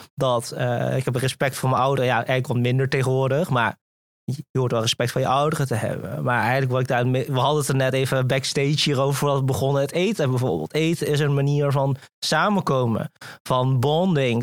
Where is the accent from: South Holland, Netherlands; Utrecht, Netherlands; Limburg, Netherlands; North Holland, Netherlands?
Limburg, Netherlands; Venlo; also born or lived in Singapore; opgegroeid in eh, het eh, pittoreske Venlo